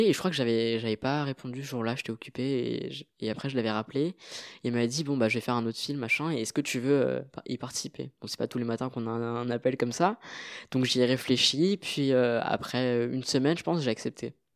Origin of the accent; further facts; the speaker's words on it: France; also born or lived in Marly-le-Roi / Paris; mes parents sont originaires du Sri Lanka, même si euh, je suis né euh, en France